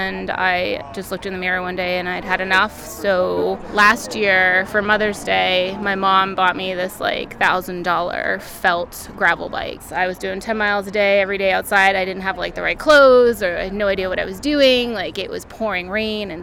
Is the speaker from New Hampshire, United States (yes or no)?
yes; Gilford, New Hampshire, United States; I am from Guilford, New Hampshire